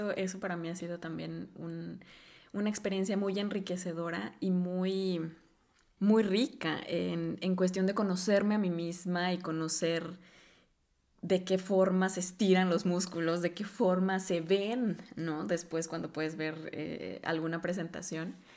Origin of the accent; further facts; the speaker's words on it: Mexico; moved away as an adult; now in Norway; cuando hablo de, mi cultura o, del país de donde vengo, es, bienvenido porque lo asocian justamente con, una cultura muy rica en danza, en baile, y, que todavía lo sorprende cuando empezamos a hablar del folclore que tenemos en México